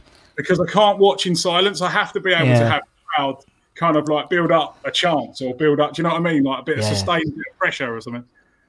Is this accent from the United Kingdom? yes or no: yes; Enfield, London, United Kingdom; No, I'm from Enfield. We'll probably get into it a bit, but I'm from London originally, so I know a lot of Spurs fans.